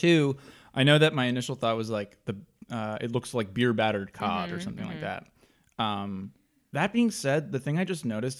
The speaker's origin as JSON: {"language": "English", "region": "Northeast", "country": "United States", "said": "no, the Northeast."}